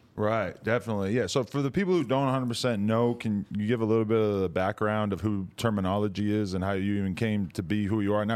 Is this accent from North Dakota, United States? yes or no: no; near Boston, New Hampshire, United States; now in Los Angeles, United States; I'm from fucking forty minutes outside Boston